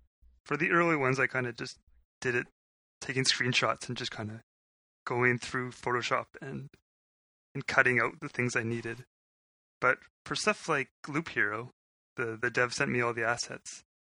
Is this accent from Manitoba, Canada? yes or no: yes; Winnipeg, Manitoba, Canada; I was born in Winnipeg